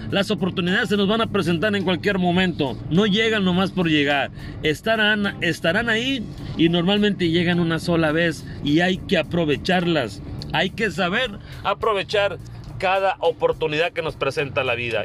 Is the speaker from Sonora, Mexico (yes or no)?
yes; Carbó, Sonora, Mexico; now in Hermosillo, Mexico; allá en Carbol, mi pueblo